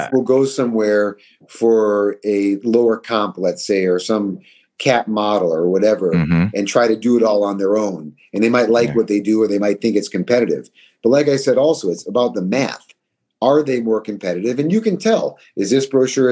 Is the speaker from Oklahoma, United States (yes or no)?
no; Minneapolis, Minnesota, United States; now in Chicago, United States; I grew up in Minneapolis